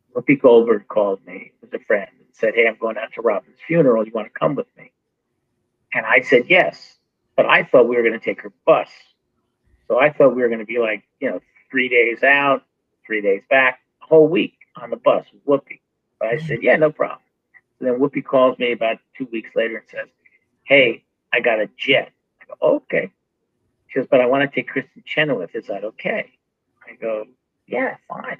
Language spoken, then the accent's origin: English; Wrightsville Beach, North Carolina, United States; my hometown, my little town, Wrightsville Beach